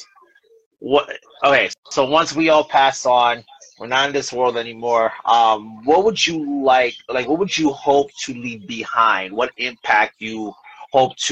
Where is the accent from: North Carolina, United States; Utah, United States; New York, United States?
New York, United States; New York City; moved away as an adult; also born or lived in Williamsburg, New York; now in New Jersey, United States; I've only lived in Jersey for 5 years. I'm originally from New York, Bushwick section